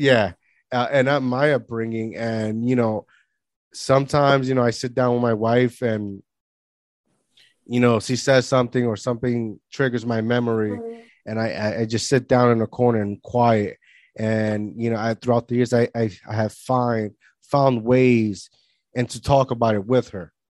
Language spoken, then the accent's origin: English; Puerto Rico; moved away; also born or lived in Florida; growing up in Puerto Rico